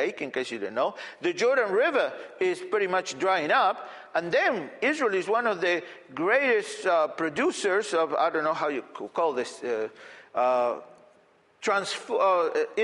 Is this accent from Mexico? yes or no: no; Argentina; moved away; I grew up in Argentina